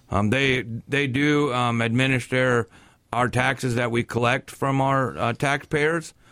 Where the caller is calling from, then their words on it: Kennewick, Washington, United States; This is Max calling from Kennewick. What's going on, Max? I just have a question. Uh, I've only lived in Kennewick for about three and a half years